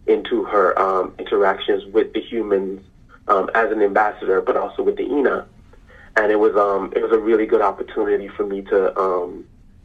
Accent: U.S. Virgin Islands; moved away as an adult; also born or lived in Maryland; I grew up in the Virgin Islands

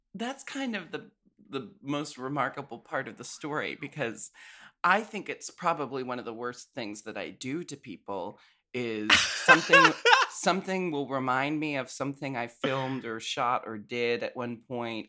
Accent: Portland, United States; I grew up in Portland.

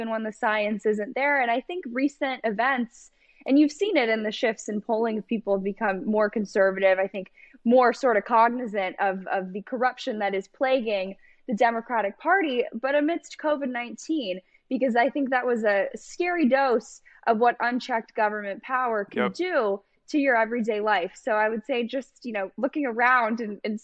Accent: Los Angeles, California, United States; I'm actually from Los Angeles

